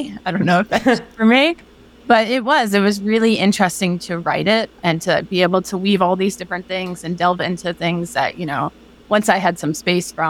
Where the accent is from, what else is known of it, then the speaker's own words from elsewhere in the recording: Chicago, Illinois, United States; born there; also born or lived in Philadelphia / Boston / North Carolina; I was born in Chicago, lived in Philly, lived in Boston, lived in North Carolina. And then a year ago, I moved outside Seattle, Washington.